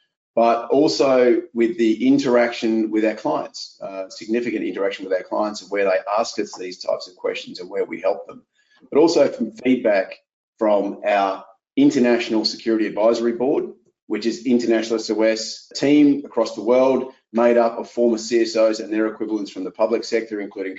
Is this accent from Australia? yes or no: yes; Australia; moved away as an adult; now in Philadelphia, United States; I'm Australian. I've lived abroad for 20 years.